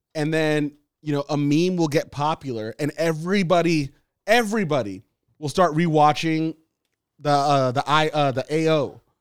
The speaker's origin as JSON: {"language": "English", "town": "Los Angeles", "region": "California", "country": "United States", "tie": "born or raised there", "said": "when you grow up in L"}